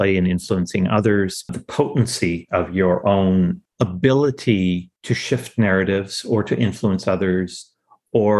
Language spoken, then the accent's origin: English; Fredericton, New Brunswick, Canada; also born or lived in India / Fort Collins, Colorado / Nova Scotia; That's where I grew up, in Fredericton, New Brunswick, as a youngster, as a teenager, with one hiatus